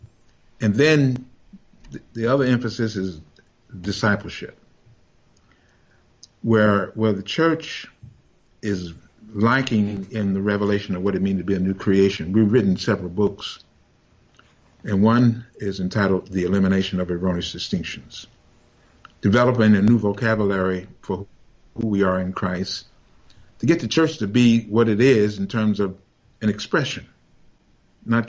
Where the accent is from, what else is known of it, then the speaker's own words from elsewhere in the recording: Arkansas, United States; also born or lived in Detroit, United States; now in Little Rock, United States; the place I was born in Arkansas